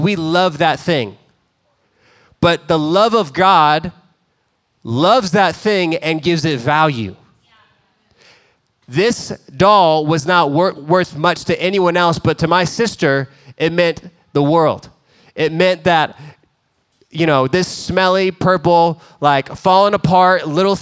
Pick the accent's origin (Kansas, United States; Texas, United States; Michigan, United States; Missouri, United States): Texas, United States; Dallas; We grew up in Dallas